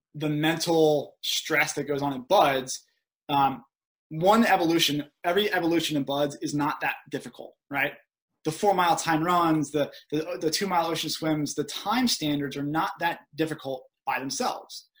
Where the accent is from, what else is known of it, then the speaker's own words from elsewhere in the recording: outside Philadelphia, Pennsylvania, United States; moved away as an adult; I grew up outside Philadelphia